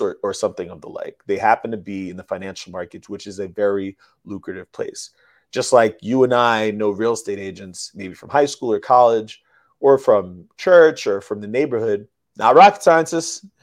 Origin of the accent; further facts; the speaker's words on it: New York City, New York, United States; I'm from the Bronx, New York. I'm from the hood. Grew up around hood people.